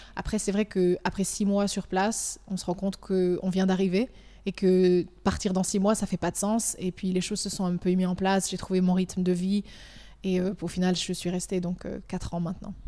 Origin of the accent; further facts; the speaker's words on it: Valais, Switzerland; moved away as an adult; also born or lived in Lausanne; now in United Arab Emirates; je viens du Valais, de Montaix. J'ai grandi ici, j'ai fait toute mon école ici